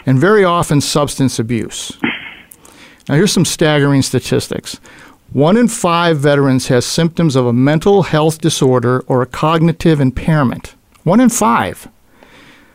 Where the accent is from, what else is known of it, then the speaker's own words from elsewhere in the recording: Buffalo, New York, United States; my hometown of Buffalo, New York